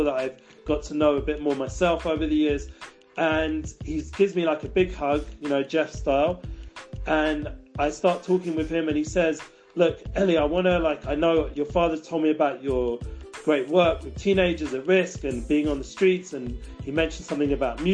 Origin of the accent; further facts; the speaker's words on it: London, United Kingdom; now in Israel; growing up in London. And also when I came to Israel